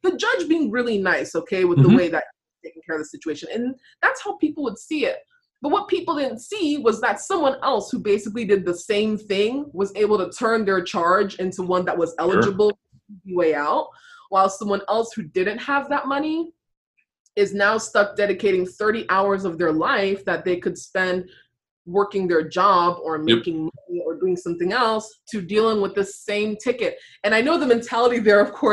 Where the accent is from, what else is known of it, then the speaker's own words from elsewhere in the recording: Virginia, United States; I'm from Virginia